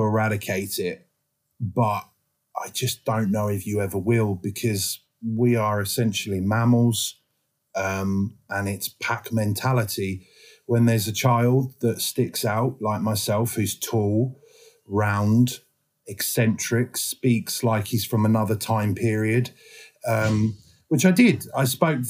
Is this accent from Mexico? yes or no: no; Harwich, East of England, United Kingdom; I grew up in a small town called Harwich and Dover Court. And it's on the coast in Essex